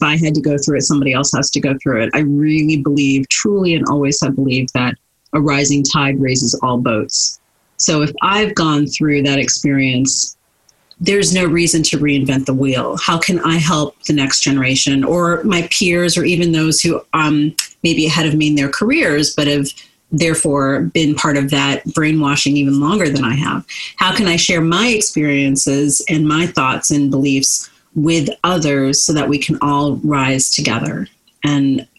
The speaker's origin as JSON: {"language": "English", "region": "New Jersey", "country": "United States", "tie": "born or raised there", "said": "I was born and raised in New Jersey"}